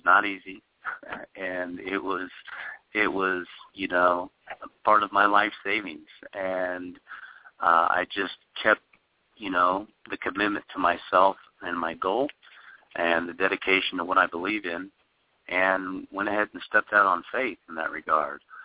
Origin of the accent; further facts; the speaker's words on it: Kansas City, Missouri, United States; moved away as an adult; now in Los Angeles, United States; growing up in Kansas City, it's it's it's a smaller, you know, metropolis